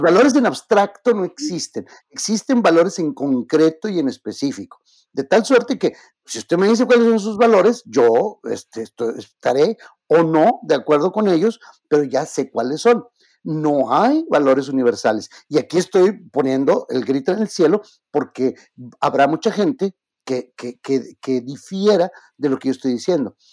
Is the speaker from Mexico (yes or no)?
yes; Mexico; yo soy mexicano